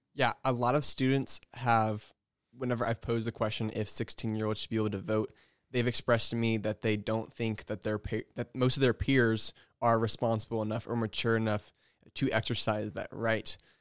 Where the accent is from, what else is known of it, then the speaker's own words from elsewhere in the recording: North Carolina, United States; moved away as an adult; also born or lived in Wheaton, Illinois; I'm from North Carolina